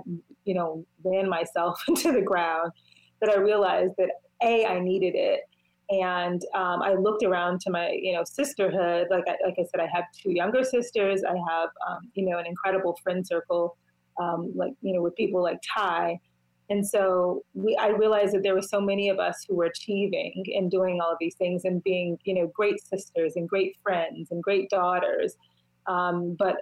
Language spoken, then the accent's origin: English; Washington, District of Columbia, United States; I'm from Washington, D.C.